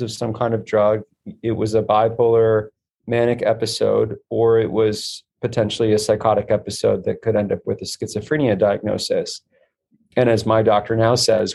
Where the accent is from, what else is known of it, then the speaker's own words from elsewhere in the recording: Midwest, United States; where I'm from in the Midwest